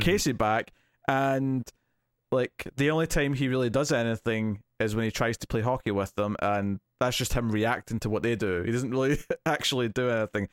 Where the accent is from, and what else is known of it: Scotland, United Kingdom